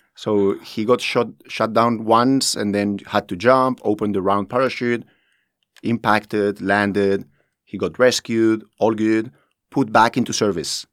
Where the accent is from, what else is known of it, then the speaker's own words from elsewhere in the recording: Spain; moved away as an adult; now in Dubai, United Arab Emirates; I'm from Spain